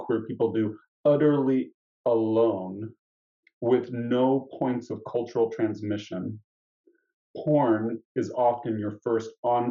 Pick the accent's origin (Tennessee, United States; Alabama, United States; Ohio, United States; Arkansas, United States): Tennessee, United States; Nashville; I grew up in Nashville, Tennessee